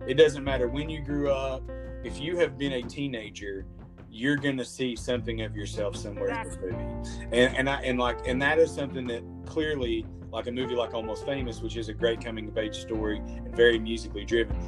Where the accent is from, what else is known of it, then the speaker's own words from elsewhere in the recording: Clinton, United States; I grew up here in Clinton